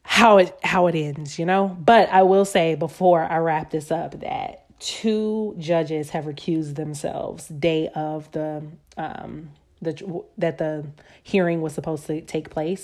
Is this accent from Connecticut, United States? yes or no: no; Atlanta, Georgia, United States; I'm from Atlanta